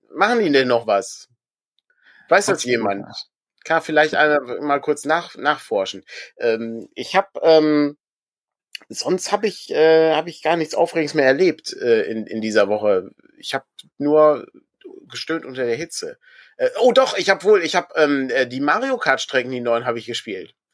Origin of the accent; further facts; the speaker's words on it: Augsburg, Bavaria, Germany; rein zufällig bin ich ja Augsburger.